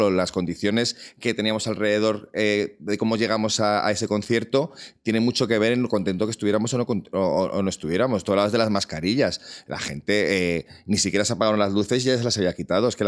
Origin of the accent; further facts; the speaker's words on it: Madrid, Community of Madrid, Spain; Yo es que me he vacunado en mi hospital como buen madrileño.